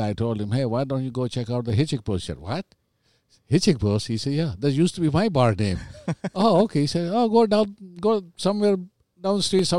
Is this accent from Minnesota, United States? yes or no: yes; Santa Clara, Minnesota, United States; I said, oh, I'm from Santa Clara, Minnesota. I own the bar.